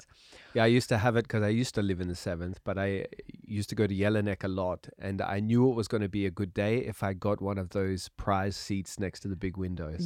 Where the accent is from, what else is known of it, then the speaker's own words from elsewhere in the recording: Australia; now in Austria; I'm Australian. Australian. Uh, one of the lucky countries.